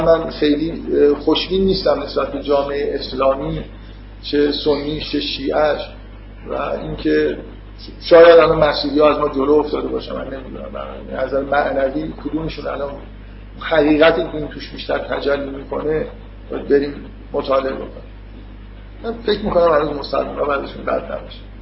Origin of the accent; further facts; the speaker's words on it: Iran; ما که تو ایران به دنیا اومدیم